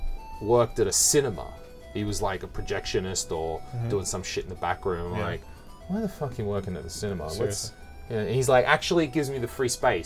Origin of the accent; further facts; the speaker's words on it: Australia; accent: Australian; I have also scrubbed off my Australian accent for the most part.